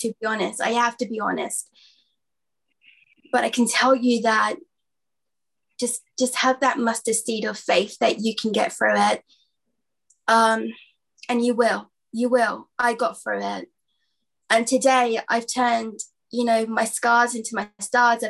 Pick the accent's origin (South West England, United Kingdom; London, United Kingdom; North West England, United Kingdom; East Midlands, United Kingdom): London, United Kingdom; from London